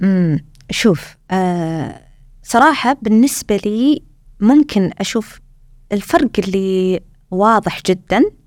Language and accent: Arabic; Saudi Arabia; moved away as an adult; now in Australia; إحنا عندنا في السعودية